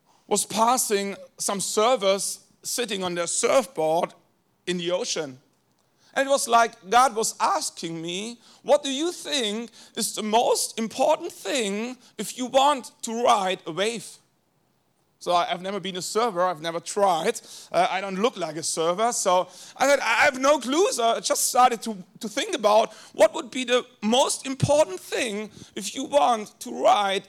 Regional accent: Germany; first language German; English is a second language; I was born in a small village in Germany with maybe 700 people

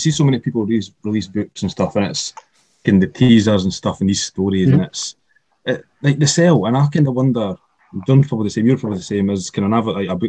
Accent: Kirkcaldy, Scotland, United Kingdom

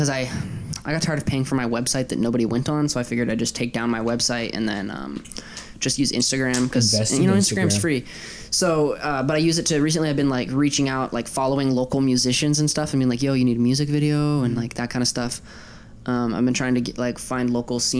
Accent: Colorado, United States; I grew up in Colorado.

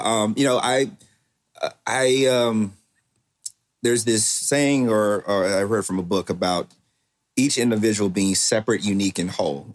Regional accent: Waco, Texas, United States; I am from Waco, Texas

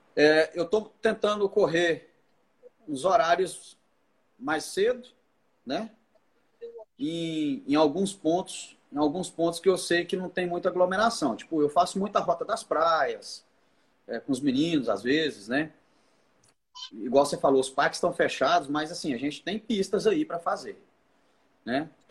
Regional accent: Goiás, Brazil; now in Palmas, Brazil; Eu sou goiano

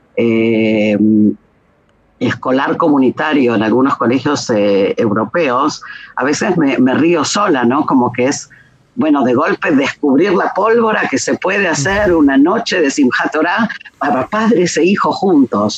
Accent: Argentina; moved away as an adult; also born or lived in Israel; now in Jerusalem, Israel; nací y crecí en Argentina y salía cuando tenía 19

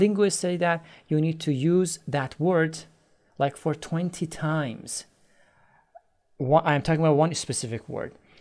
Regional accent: Iran; now in Istanbul, Turkey; I'm originally from Iran, but I live in Istanbul, Turkey

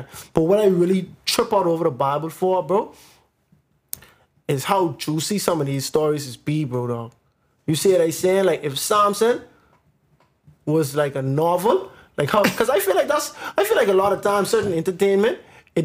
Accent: Bahamas; growing up in the Bahamas

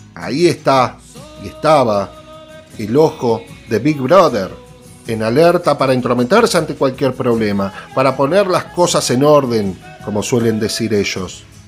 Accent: Argentina; como argentinos

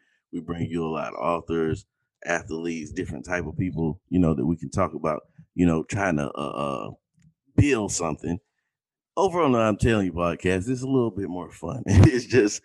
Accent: Valdosta, Georgia, United States; I grew up in Valdosta, Georgia

